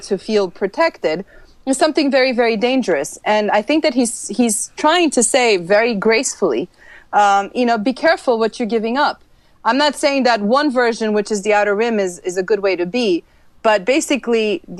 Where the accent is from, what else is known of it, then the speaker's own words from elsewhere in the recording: Transylvania, Romania; born there; Anything that's vampire, I'm gonna watch, just because I was born in Transylvania.